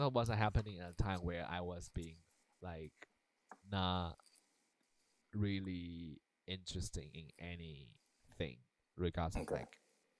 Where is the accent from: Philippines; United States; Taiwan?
Taiwan; moved away; when I grew up in Taiwan, right? And so we have a lot of like Chinese culture and also a lot of like traditional Asian culture